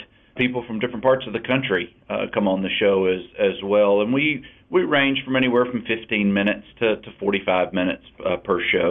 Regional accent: Alabama, United States; also born or lived in Baltimore, Maryland; I was born in Baltimore, Maryland, but have grown up in the state of Alabama

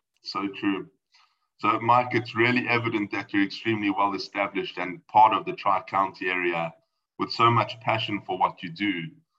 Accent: South Africa; I'm going to stick to my South African origin

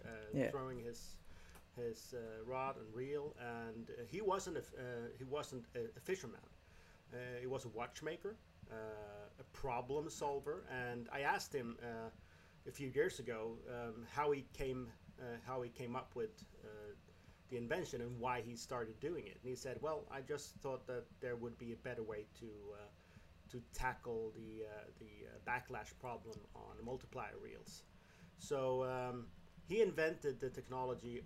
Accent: southern Sweden, Sweden; I grew up in the southern part of Sweden

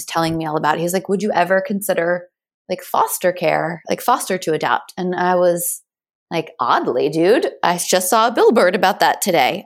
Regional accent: Ellicott City, Maryland, United States; also born or lived in Sykesville, Maryland; I grew up in Maryland, in Ellicott City, Maryland, which most people don't know. And then we moved to Sykesville, Maryland

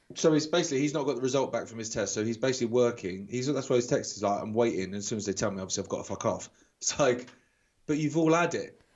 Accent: England, United Kingdom; being typically English

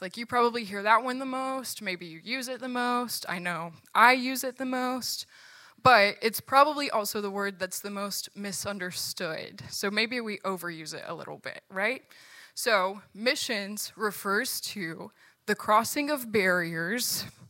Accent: Virginia, United States; moved away; I'm from Virginia, and all of my family still lives there

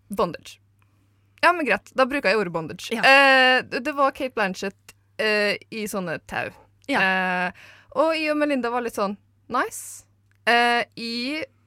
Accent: Eidsvåg, Møre og Romsdal, Norway; moved away; jeg er fra Møre og Romsdal. Eh, Eidsvåg i Romsdal, for å være spesifikk

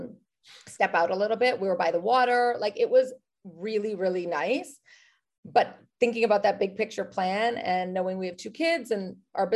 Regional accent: Canada; moved away as an adult; also born or lived in New York City, United States / Los Angeles, United States; now in Kelowna, Canada; And I'm Canadian.

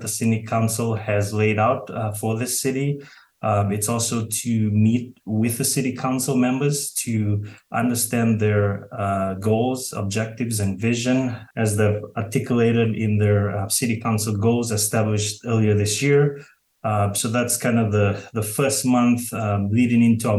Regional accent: Fiji; moved away as an adult; now in Fort Bragg, United States; I was born and raised in Fiji in the South Pacific, and I moved to the United States about 9 years ago

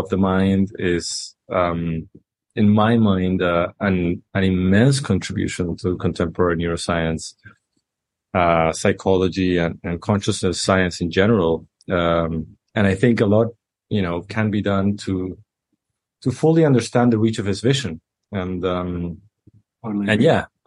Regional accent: Chile; I am from Chile in Latin America

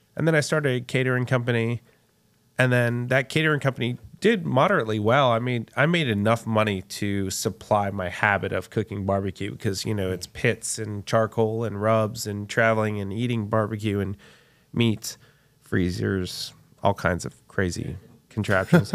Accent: Texas, United States; my father came from Puerto Rico, uh, to get his P H D, Texas A and M, and I was born in Texas

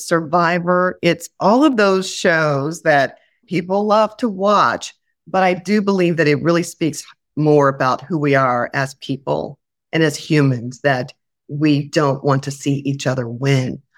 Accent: Indianapolis, Indiana, United States; moved away; also born or lived in Oklahoma City / Worcester, Massachusetts / Grand Rapids, Michigan; I went to Indianapolis, my hometown

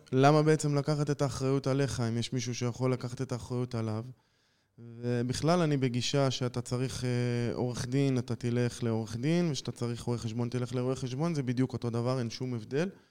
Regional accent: Jerusalem, Jerusalem District, Israel; moved away as an adult; now in Nili, Israel; בן 38, במקור מירושלים

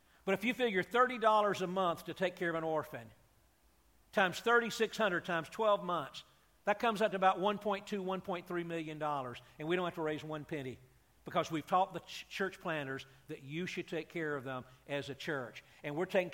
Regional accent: Atlanta, Georgia, United States; I grew up in Atlanta, Georgia, not too far from you guys

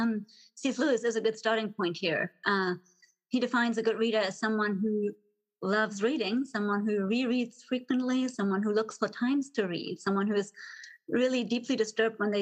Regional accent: Germany; moved away as an adult; also born or lived in Texas; now in Dallas, United States; So I'm originally from Germany, grew up in Germany

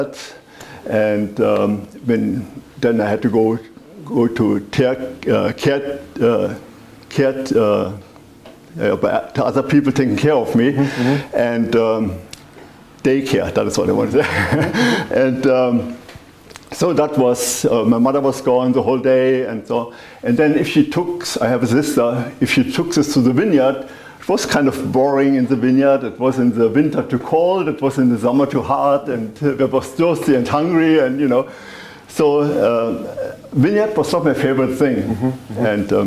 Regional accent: Zeltingen-Rachtig, Rhineland-Palatinate, Germany; English is a second language; moved away as an adult; now in Oregon, United States; I was born in the Mosel Valley

